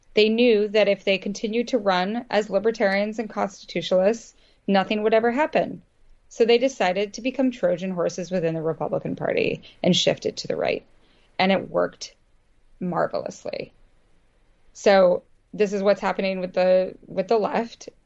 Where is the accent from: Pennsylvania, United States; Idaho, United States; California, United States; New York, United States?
Idaho, United States; moved away; also born or lived in Vermont; I grew up in Idaho